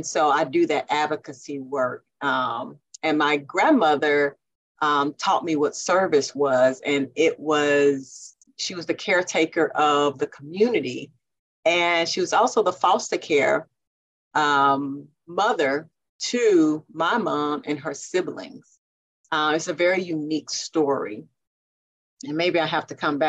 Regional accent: Jackson, Mississippi, United States; I was born and raised right here in Jackson, Mississippi

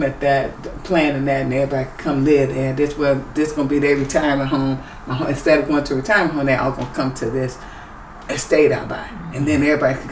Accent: Chicago, Illinois, United States; I'm from Chicago, outside of Chicago

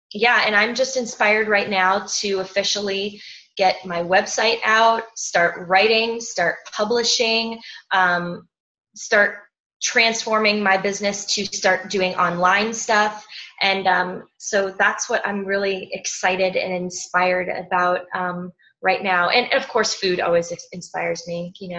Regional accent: Crete, Greece; I'm from Crete.

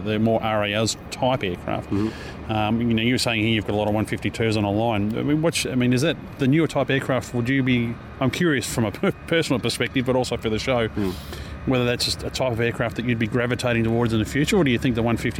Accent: Melbourne, Victoria, Australia; we're from Melbourne

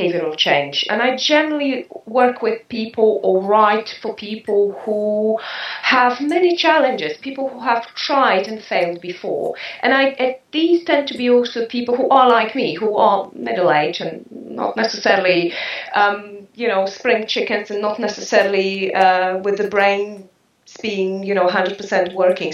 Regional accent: New Zealand; now in France; I am a Kiwi.

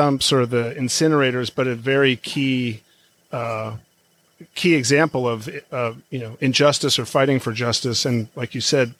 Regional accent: Bay Area, California, United States; I'm from the Bay Area

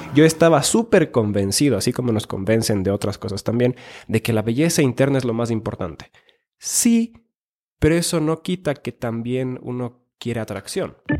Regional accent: Finland; born or raised there; moved away; also born or lived in Ecuador

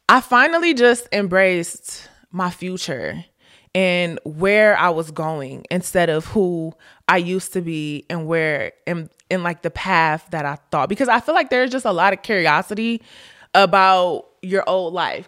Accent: Ohio, United States; moved away as an adult; also born or lived in Florida; I went to Florida, I'm from Ohio.

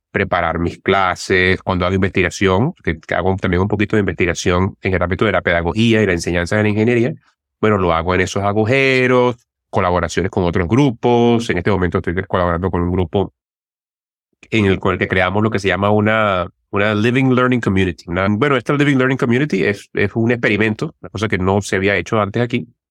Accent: Turmero, Aragua, Venezuela; Yo soy de Turmero

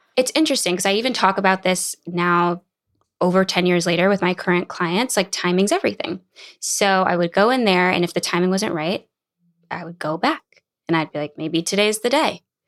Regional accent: New Orleans, Louisiana, United States; moved away as an adult; also born or lived in Boston; now in Los Angeles, United States; growing up in New Orleans, I went to college in Boston, and then I moved to L

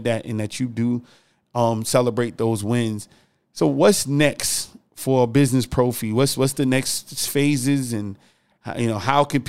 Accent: New Jersey, United States; moved away as an adult; also born or lived in South Carolina; I moved from New Jersey to South Carolina to go to college when I first left home

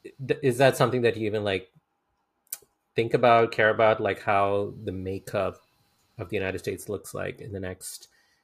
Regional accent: India; And I had to explain that I'm Indian, and she got even more confused.

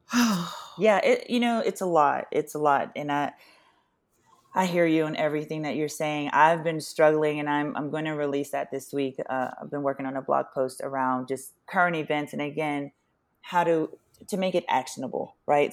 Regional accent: Southern Louisiana, United States; I'm from Southern Louisiana, um, Deep South

